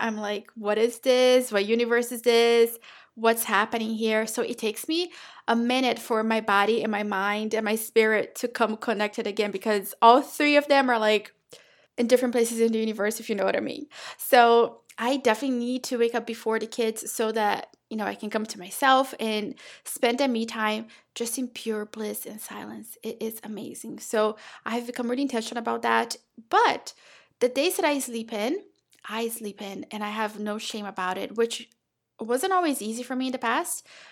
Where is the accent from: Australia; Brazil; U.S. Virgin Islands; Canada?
Brazil; now in United States; I'm from Brazil